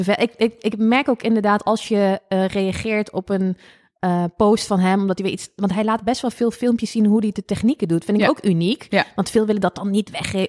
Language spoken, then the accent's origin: Dutch; Lobith, Gelderland, Netherlands; ik kom uit Lobit